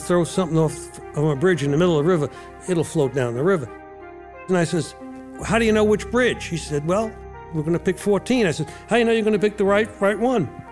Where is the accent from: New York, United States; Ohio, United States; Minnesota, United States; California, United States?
New York, United States; New York City; I grew up in New York City.